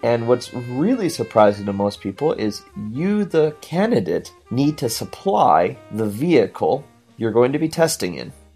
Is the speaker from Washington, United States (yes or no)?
yes; Washington, United States; I'm from Washington